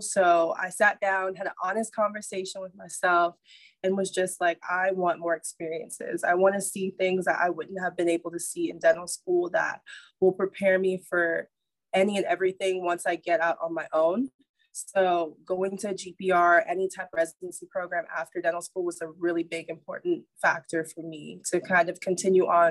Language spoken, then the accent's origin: English; Nassau, New Providence, Bahamas; now in Nashville, United States; I'm originally from Nassau, Bahamas